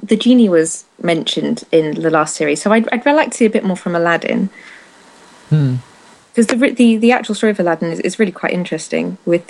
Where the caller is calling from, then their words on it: the north of England, United Kingdom; I'm actually calling from the darkened living room of the north of England.